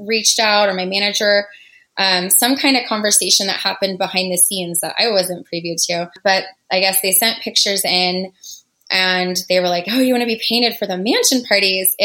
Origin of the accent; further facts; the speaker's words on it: San Diego, California, United States; I'm originally from San Diego. Born and raised